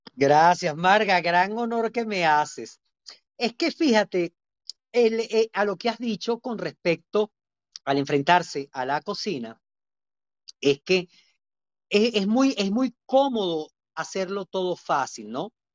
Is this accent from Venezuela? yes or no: yes; Venezuela; Evidentemente conoce mi acento. bueno, yo vengo de Venezuela